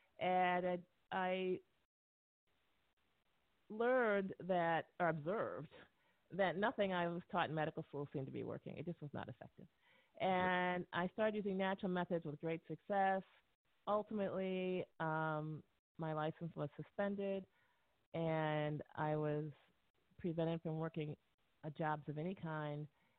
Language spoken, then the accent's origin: English; United States; born there; I was born and educated in the United States as a physician.